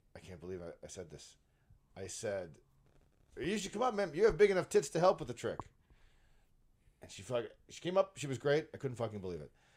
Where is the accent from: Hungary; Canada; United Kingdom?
Canada; Brampton, Ontario; I live in Brampton and I grew up in Brampton.